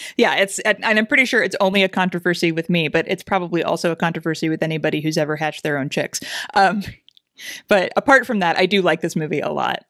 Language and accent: English; Southeast Kansas, United States; grew up in Southeast Kansas, not far from Arkansas